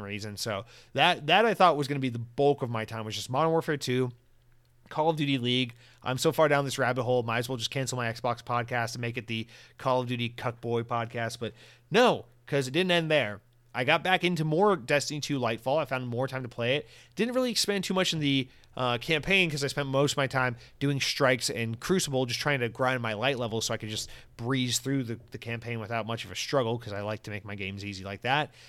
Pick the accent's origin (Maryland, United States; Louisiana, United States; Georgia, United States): Georgia, United States; I'm from Georgia